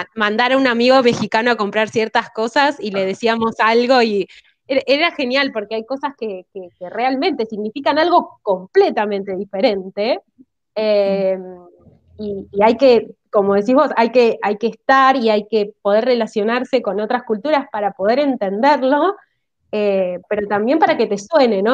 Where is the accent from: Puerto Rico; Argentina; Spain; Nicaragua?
Argentina; como argentinos